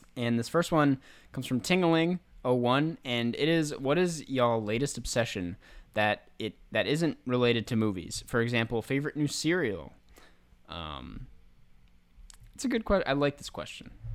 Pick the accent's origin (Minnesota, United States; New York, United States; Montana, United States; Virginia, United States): Minnesota, United States; my home state